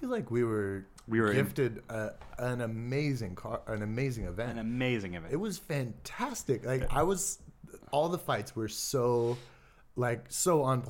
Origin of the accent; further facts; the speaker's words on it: California, United States; it's as like a Californian drinking my single origin latte and getting my green juice.